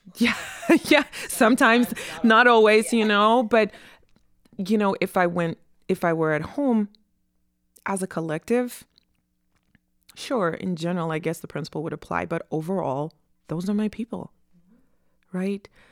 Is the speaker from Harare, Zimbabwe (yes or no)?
yes; Harare, Zimbabwe; now in United States; I was born and raised in Harare, Zimbabwe, which is in southern Africa.